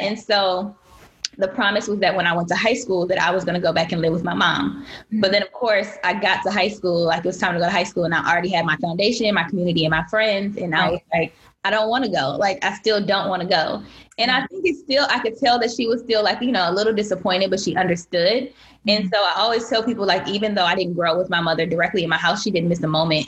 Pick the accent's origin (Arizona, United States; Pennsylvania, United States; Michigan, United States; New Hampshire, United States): Michigan, United States; Benton Harbor; moved away as an adult; also born or lived in Virginia; now in Washington, D.C., United States; I grew up in Michigan